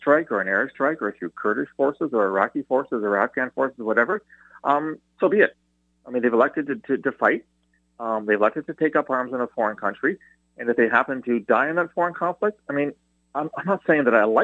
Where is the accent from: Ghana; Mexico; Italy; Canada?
Canada; as a former CSIS guy, but as a Canadian